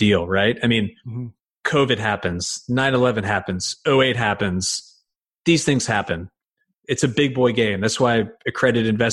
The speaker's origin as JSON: {"language": "English", "country": "United States", "also_born_or_lived": "Connecticut", "said": "I'm from New York"}